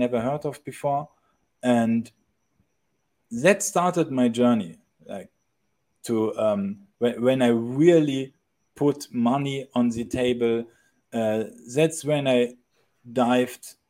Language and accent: English; Germany; moved away as an adult; I'm actually originally from Europe, but last year, I decided to quit my country. I'm coming from Germany